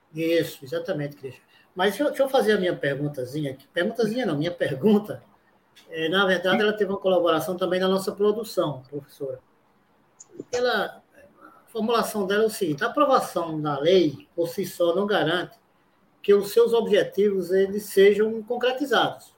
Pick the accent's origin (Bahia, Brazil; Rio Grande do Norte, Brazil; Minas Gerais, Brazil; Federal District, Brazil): Rio Grande do Norte, Brazil; Caicó; moved away; eu sou do interior, sou de Caicó, próximo lá da sua terra, né? Nós nascemos ali pelo Seridó